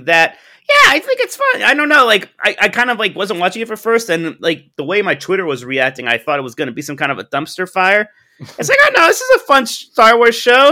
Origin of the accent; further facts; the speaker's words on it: Youngstown, Ohio, United States; I'm from Youngstown, Ohio